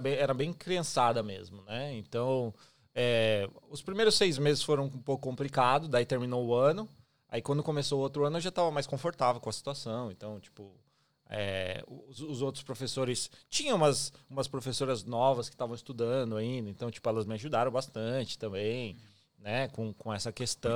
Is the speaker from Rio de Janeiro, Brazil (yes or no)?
no; São Paulo, Brazil; moved away as an adult; also born or lived in Taboão da Serra; now in Australia; eu sou de São Paulo mesmo, capital, é, capital é, mas eu morei muito tempo no município de Taboão da Serra